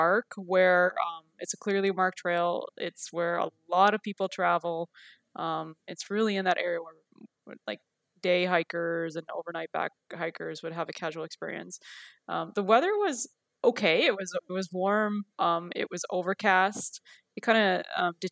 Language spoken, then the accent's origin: English; New Brunswick, Canada; now in Vancouver Island, Canada; I've been on the island for about 12 years. I grew up in New Brunswick